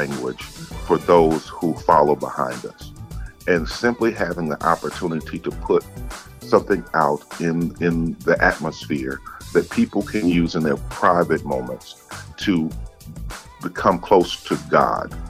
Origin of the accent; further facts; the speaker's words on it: Gibsland, Louisiana, United States; now in Chicago, United States; I'm a small town boy. I'm from Gibbsland, Louisiana